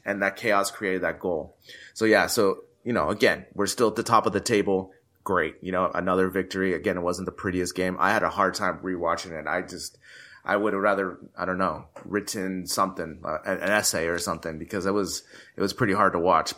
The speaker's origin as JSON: {"language": "English", "country": "United States", "said": "me being American"}